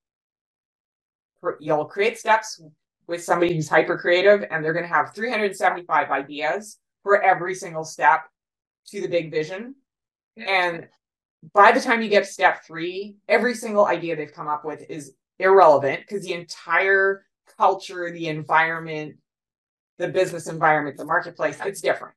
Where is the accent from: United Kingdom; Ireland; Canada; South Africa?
Canada; also born or lived in United States; I'm Canadian